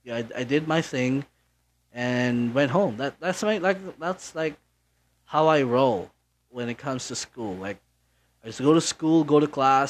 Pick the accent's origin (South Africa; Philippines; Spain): Philippines; Naga, Bicol Region; English is a second language; also born or lived in Manila; my parents decided to have me raised here in Naga, and I've been living here ever since